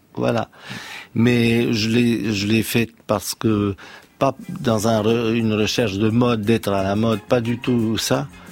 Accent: Romania; now in France; je suis né dans la Roumanie communiste

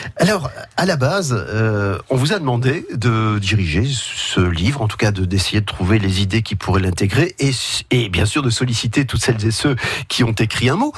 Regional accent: Nord, Hauts-de-France, France; moved away; nous sommes originaires du Nord, vous et moi

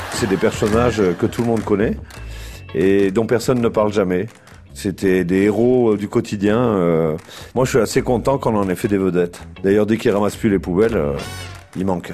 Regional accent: the South, southern France, France; on est du Sud

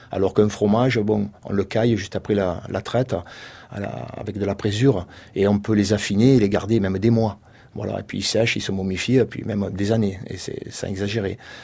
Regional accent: Marseille, Provence-Alpes-Côte d'Azur, France; accent: Marseillais; also born or lived in Le Rove, Bouches-du-Rhône; malgré mon accent

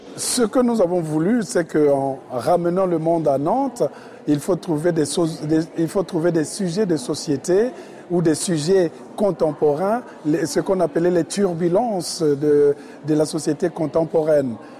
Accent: Poland; French is a second language; now in Brussels, Belgium; j'habite à Bruxelles, je viens de Pologne

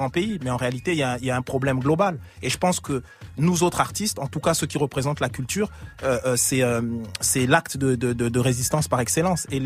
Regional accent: Strasbourg, Grand Est, France; Et puis moi, je viens de de l'est de la France, je viens de Strasbourg

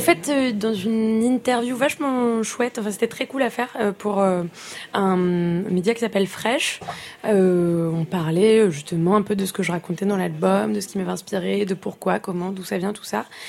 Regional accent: France; je suis née en France

